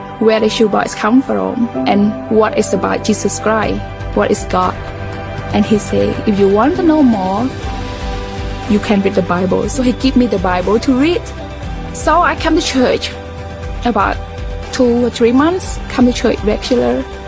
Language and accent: English; Battambang, Cambodia; moved away; I am originally from Cambodia